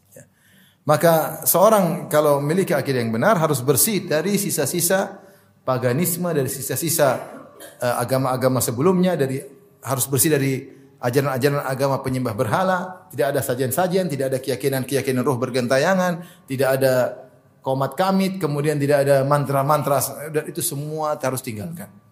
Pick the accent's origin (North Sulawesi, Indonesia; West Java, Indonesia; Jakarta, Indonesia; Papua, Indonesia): Papua, Indonesia; moved away; di kampung saya, di Papua